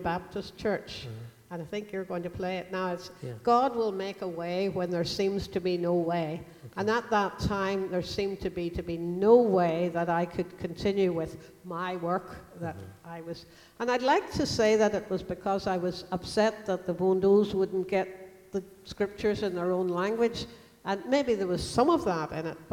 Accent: Ireland; as an Irish person

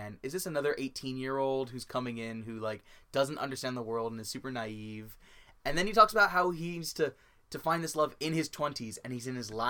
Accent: Los Angeles, California, United States; we are from Los Angeles

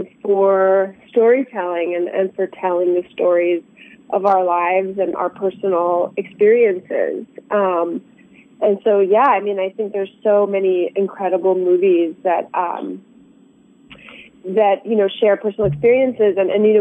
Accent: suburbs of Washington D.C., District of Columbia, United States; moved away as an adult; also born or lived in Iran / New York; now in Los Angeles, United States; we landed in the suburbs of Washington D.C., where I grew up, and that's where I grew up

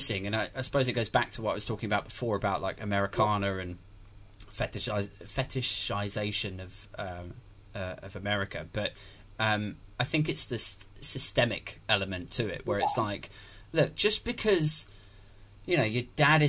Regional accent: United Kingdom; as a Brit to have grown up in the 80s and 90s

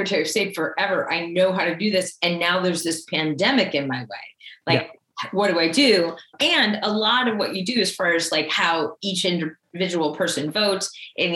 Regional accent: Holyoke, Massachusetts, United States; I'm this kid from Holyoke who went to Kirtland School and Lynch Middle School and Holyoke High

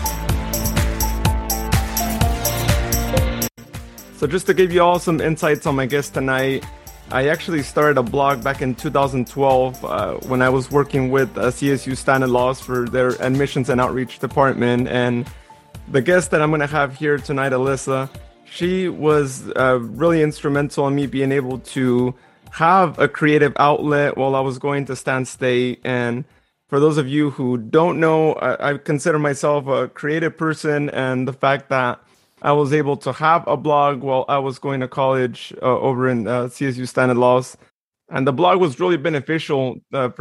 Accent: Modesto, California, United States; born in Modesto, just as I was too

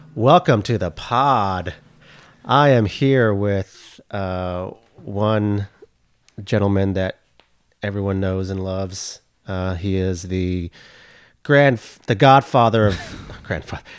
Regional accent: Oklahoma, United States; I'm from Oklahoma, went to the University of Oklahoma.

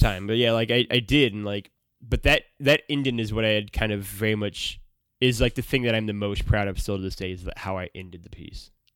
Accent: Missouri, United States; I grew up in Missouri

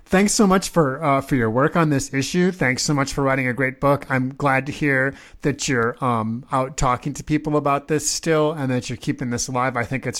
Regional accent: Nebraska, United States; I'm from Nebraska.

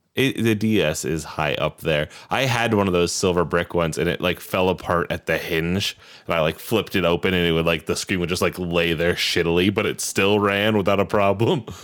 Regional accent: Iowa, United States; five, six, three, which is my hometown's area code

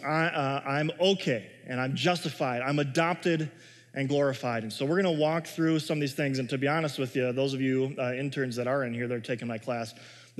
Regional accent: Chicago, Illinois, United States; now in Minnesota, United States; I grew up in Chicago

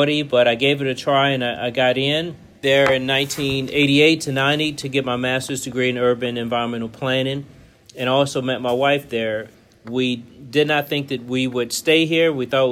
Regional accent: Richmond, Virginia, United States; also born or lived in Charlottesville, Virginia; I grew up in Richmond, Virginia, big family, five brothers and sisters.

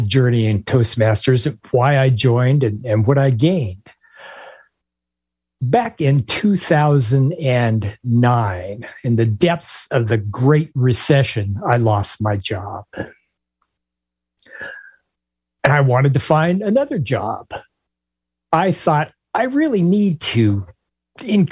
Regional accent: Spokane, Washington, United States; moved away as an adult; now in Florida, United States; I was born and raised in Washington State

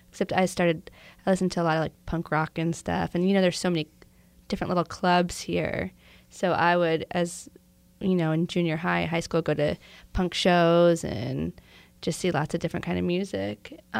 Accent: Los Angeles, California, United States; In, in the San Fernando Valley.

